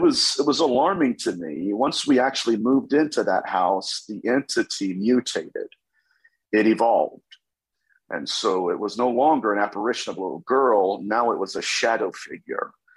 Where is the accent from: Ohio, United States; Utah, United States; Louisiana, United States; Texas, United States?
Ohio, United States; Dayton; I am from Dayton, Ohio, so I'm a Buckeye